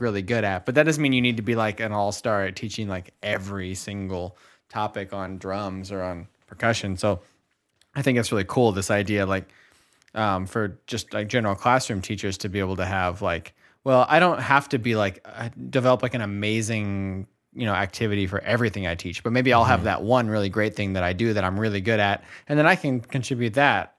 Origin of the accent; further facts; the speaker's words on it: St. Louis, Missouri, United States; moved away as an adult; also born or lived in Chicago; I'm from St. Louis. I lived in Chicago for ten years and then I come back